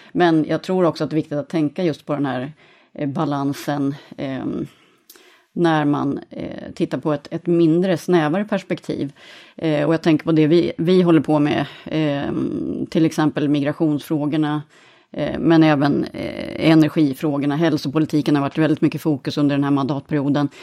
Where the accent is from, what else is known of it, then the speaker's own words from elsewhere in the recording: Sweden; moved away; Jag är svensk chef själv över vårt gäng